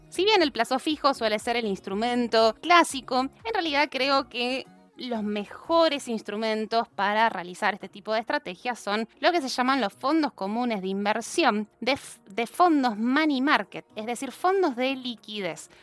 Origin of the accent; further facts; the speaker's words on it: Argentina; cada uno de nosotros como argentinos